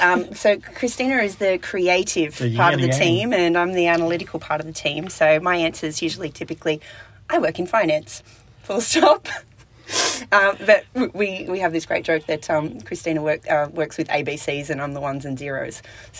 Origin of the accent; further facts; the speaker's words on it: Australia; I think in Australia, yep. and growing up in Australia